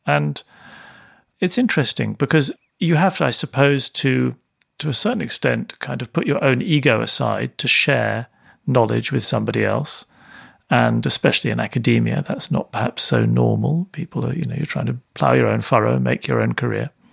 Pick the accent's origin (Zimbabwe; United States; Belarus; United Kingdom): United Kingdom; London; I grew up in London